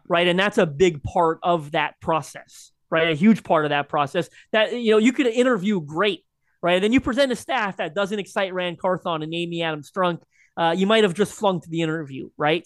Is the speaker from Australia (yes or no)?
no; Canada; as a Canadian